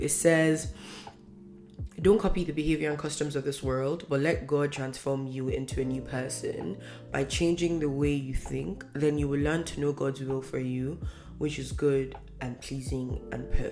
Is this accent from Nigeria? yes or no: yes; Northern Nigeria, Nigeria; first language Hausa; English is a second language; now in Canada; I'm from Nigeria